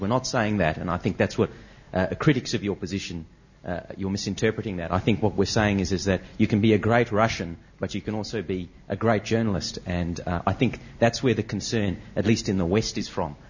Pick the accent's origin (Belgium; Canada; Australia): Australia; from Australia. Um, um, I, I, I, come from a, I suppose, very liberal democracy